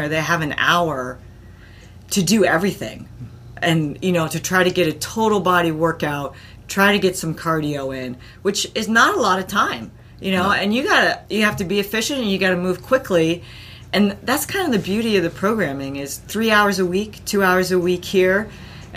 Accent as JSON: {"language": "English", "region": "East Coast", "country": "United States", "tie": "born or raised there", "also_born_or_lived": "Connecticut", "moved": "yes", "lives_now": "Boulder, United States", "said": "I actually grew up on the East Coast"}